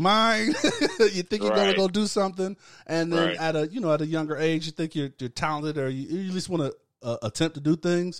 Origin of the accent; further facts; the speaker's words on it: Tampa, Florida, United States; grew up in Tampa